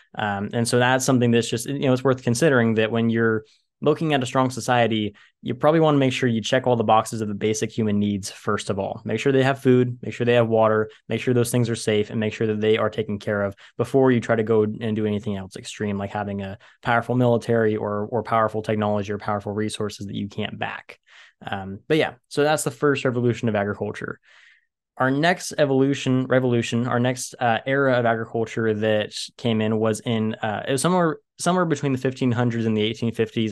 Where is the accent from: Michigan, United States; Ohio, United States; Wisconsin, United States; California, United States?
California, United States; Central Valley of; I live in the Central Valley of California. I'm at the bottom of the biggest bowl in California, and my hometown used to be the bottom of a giant lake